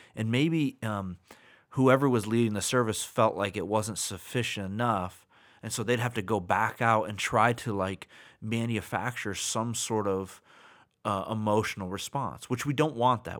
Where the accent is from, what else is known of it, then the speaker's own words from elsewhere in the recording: United States; I'm American